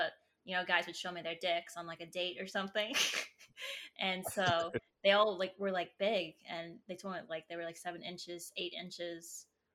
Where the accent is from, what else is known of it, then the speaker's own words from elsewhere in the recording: New York City, New York, United States; I'm from Staten Island